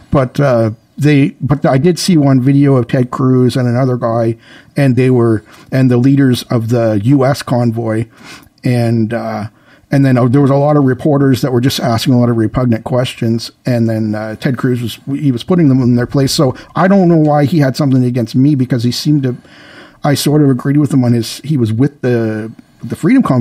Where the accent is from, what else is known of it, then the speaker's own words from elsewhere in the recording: Canada; Yeah, and I told him like, "I'm Canadian. I can't even vote in your election. I just kind of slipped down here to."